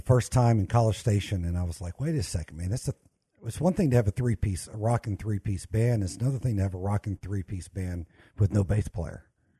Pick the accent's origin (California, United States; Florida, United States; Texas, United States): Texas, United States; Houston; also born or lived in Wharton, Texas / Fort Worth, Texas / Atlanta, Georgia; I was born in Wharton, Texas, and then lived in Houston basically my whole life. I actually lived in Fort Worth for a few years and lived in Atlanta for a year when I was with the WWE. But most of my life's been here in Texas.